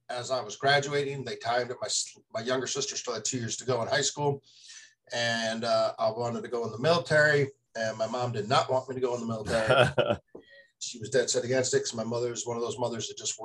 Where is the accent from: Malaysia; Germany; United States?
United States; Michigan; also born or lived in Marysville, Michigan; I grew up in Michigan, a little farming community 80 miles north of Detroit